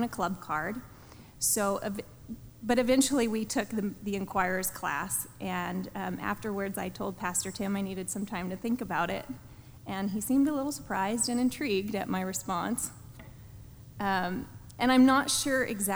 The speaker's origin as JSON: {"language": "English", "region": "Pennsylvania", "country": "United States", "tie": "born or raised there", "also_born_or_lived": "Azusa, California / Pasadena, California / Lindsay, California", "moved": "as an adult", "lives_now": "California, United States", "said": "I grew up in Pennsylvania, I left at 18"}